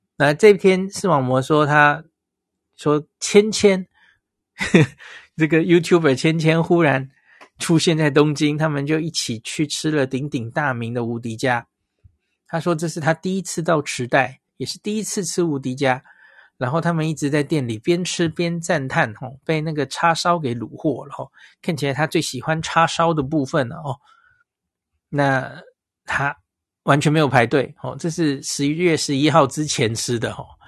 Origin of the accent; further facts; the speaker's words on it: Taiwan; 我们台湾人